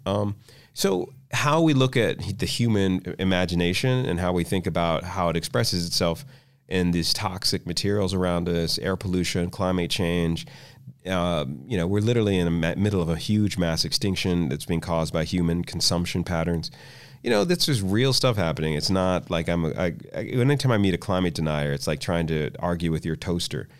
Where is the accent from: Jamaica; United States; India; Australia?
United States; Washington, District of Columbia; I grew up in Washington, D C